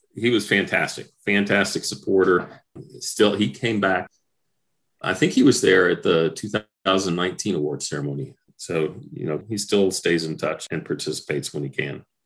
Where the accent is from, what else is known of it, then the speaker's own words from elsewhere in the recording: Mississippi, United States; I grew up in Mississippi